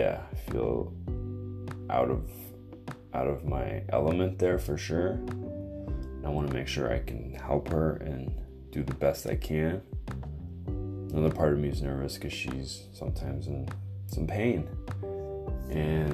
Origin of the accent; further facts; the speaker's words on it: Canada; I am Canadian